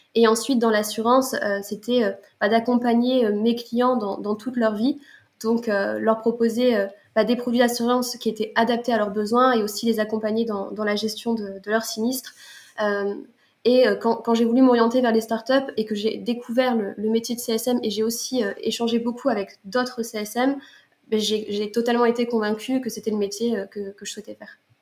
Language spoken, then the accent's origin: French; Lille, Hauts-de-France, France; moved away as an adult; now in Montpellier, France; je suis originaire de Lille et euh, j'habite depuis euh, un an et demi à Montpellier.